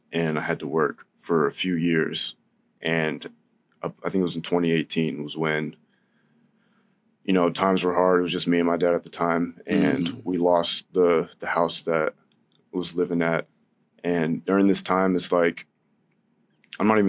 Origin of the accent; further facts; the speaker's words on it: San Diego, California, United States; I was born in San Diego, lived out there with my whole family in this little house on Tate Street.